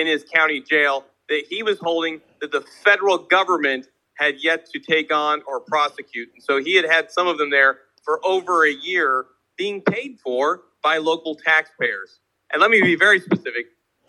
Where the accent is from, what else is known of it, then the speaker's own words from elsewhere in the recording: Des Moines, Iowa, United States; And in my hometown of Des Moines, Iowa